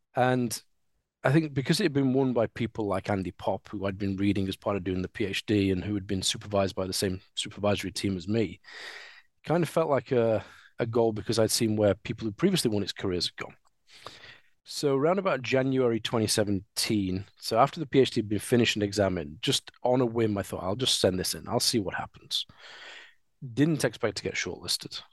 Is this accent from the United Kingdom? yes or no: yes; Sheffield, Yorkshire and the Humber, United Kingdom; So I am a Sheffielder. I was born in Sheffield. I've always lived in Sheffield